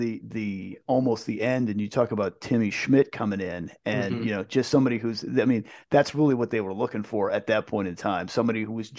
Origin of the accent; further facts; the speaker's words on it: East Coast, United States; Even for me growing up on the East Coast, it was still like, yeah, California is the Wild West.